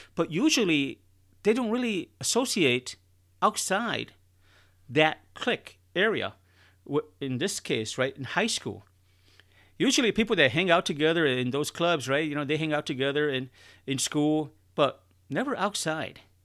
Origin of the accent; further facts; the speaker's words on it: Chicago, Illinois, United States; now in Texas, United States; I'm originally from Chicago